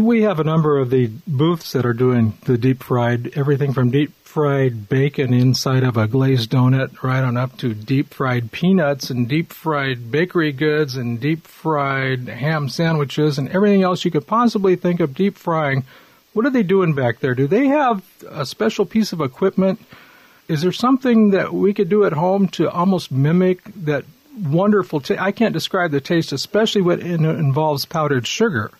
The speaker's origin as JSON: {"language": "English", "region": "Southern California", "country": "United States", "tie": "born or raised there", "also_born_or_lived": "Los Angeles / Poway", "said": "when you and I grew up in Southern California in the 50s and 60s"}